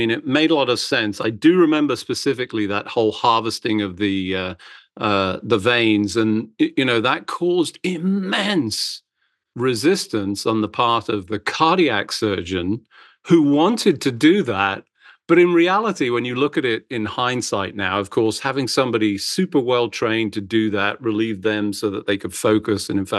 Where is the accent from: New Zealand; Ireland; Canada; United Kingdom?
United Kingdom; moved away as an adult; also born or lived in Virginia; now in United States; my original training area, the United Kingdom and the NHS.